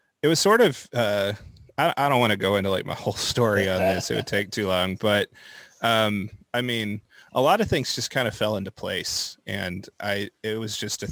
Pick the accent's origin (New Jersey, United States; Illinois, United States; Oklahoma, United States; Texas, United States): Oklahoma, United States; Moore; I was born in Oklahoma City, raised in Moore, and I've just kind of bounced around the metro pretty much my whole life